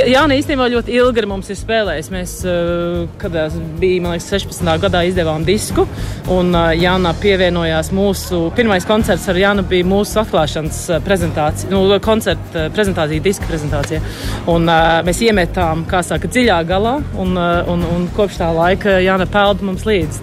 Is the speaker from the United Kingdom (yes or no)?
yes; London, United Kingdom; mēs visi esam dzimuši eh, Londonā, uzaugām ārzemēs, uzaugām Londonā kopā.